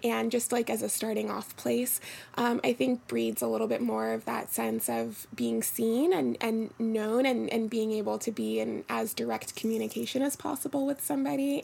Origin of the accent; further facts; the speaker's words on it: Philadelphia, Pennsylvania, United States; now in New York, United States; Yeah, so I am pretty new to New York. Um, I'm originally from Philadelphia